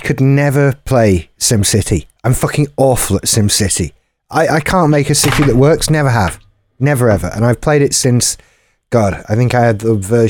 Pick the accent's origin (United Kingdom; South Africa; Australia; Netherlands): United Kingdom; Well, I'm British.